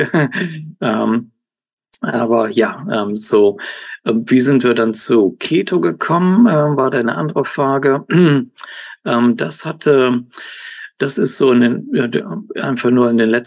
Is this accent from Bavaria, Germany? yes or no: no; Cologne, North Rhine-Westphalia, Germany; Also ähm, ursprünglich aus Deutschland, aus Köln. Äh, da bin ich genau geboren, aufge